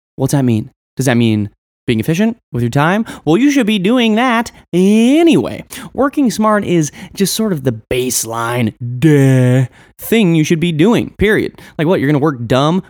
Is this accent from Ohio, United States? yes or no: no; Western Nebraska, United States; Growing up in Western Nebraska, I was very much an outsider, rebellious type of dude.